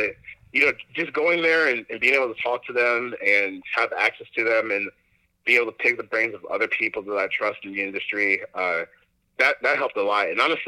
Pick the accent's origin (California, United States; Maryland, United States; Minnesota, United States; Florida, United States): Maryland, United States; Baltimore; also born or lived in Decatur, Georgia / Charlotte, North Carolina; I was born in Decatur, Georgia, hence the Falcons fandom. Mm-hmm. But I would say I grew up in between like Baltimore and Charlotte. I spent middle school in Charlotte, high school in Baltimore. I would say I grew up there